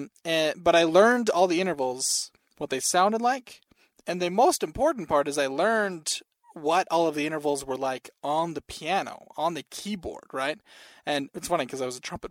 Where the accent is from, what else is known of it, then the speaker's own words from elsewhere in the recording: Salt Lake City, Utah, United States; I grew up in Salt Lake City, Utah, and that's where I still am, is in Salt Lake City